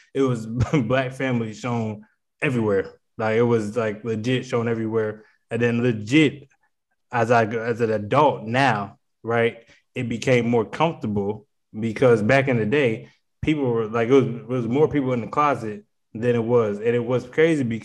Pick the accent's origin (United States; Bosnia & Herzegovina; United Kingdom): United States; Harrisburg, Pennsylvania; moved away; also born or lived in Charlotte, North Carolina; I grew up in Pennsylvania for the majority of my life. I only lived in North Carolina for like 7-8 years.